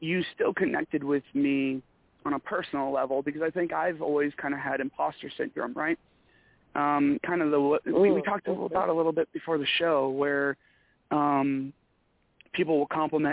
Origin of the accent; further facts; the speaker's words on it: Michigan, United States; accent: Michigan; moved away; I just got done talking to somebody from Michigan, and my accent came back so bad